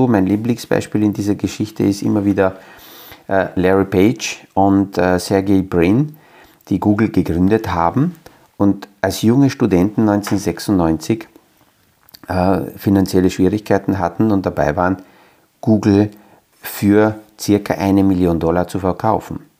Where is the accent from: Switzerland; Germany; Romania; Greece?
Romania; Transylvania; Also wenn in meiner Geburtsstadt oder in der kleinen Ortschaft, wo ich aufgewachsen bin, in Siebenbürgen, in einem kleinen Dörfel jemand eine Idee hat, wo zwar dort nur 150, 200 Menschen leben